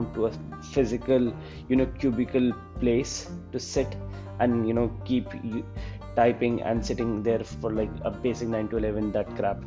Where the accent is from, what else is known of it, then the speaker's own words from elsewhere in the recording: Chandigarh, India; I am from Chandigarh.